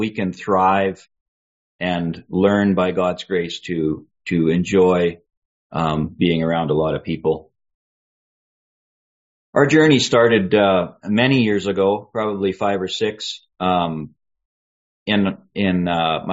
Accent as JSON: {"language": "English", "region": "British Columbia", "country": "Canada", "tie": "born or raised there", "also_born_or_lived": "Boston", "moved": "yes", "lives_now": "Calgary, Canada", "said": "I was raised in Dansk in British Columbia, very remote place in British Columbia"}